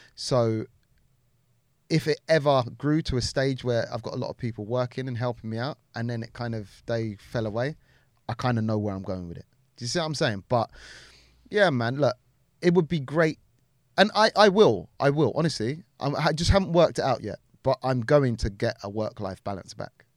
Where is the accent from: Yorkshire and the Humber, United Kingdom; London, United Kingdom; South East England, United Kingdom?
London, United Kingdom; Wembley; also born or lived in Harrow; I'm Harrow, yeah, borders Wembley. I spent a lot of my time growing up in Wembley